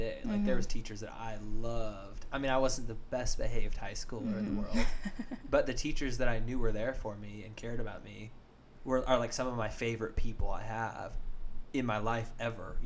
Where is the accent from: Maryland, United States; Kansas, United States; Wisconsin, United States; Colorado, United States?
Colorado, United States; Arvada; I grew up in Arvada in mm-hmm. the suburbs of Colorado